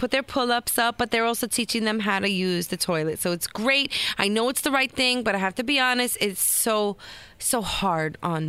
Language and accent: English; New York City, New York, United States; Kings Plaza, which is the mall where I grew up in Brooklyn.